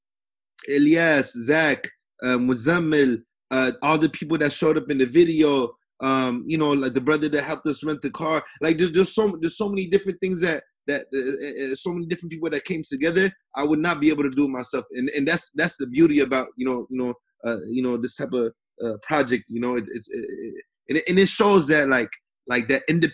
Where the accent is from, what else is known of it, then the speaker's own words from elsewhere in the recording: Seattle, Washington, United States; I'm from Seattle